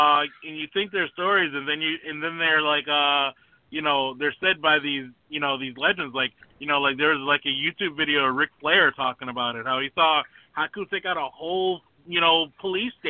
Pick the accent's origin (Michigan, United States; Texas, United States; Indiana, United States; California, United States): Michigan, United States; Detroit; born and raised in Detroit